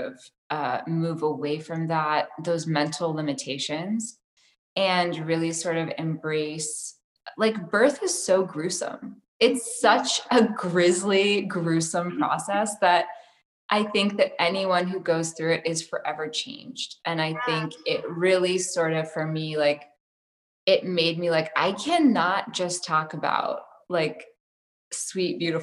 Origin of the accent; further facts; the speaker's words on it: Tennessee, United States; I grew up in Tennessee where there was zero art